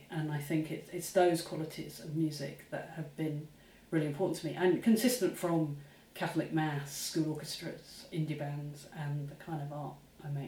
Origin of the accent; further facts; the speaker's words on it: Luton, East of England, United Kingdom; as a teenager, growing up in Luton, Bedfordshire, you know, about 35 miles north of London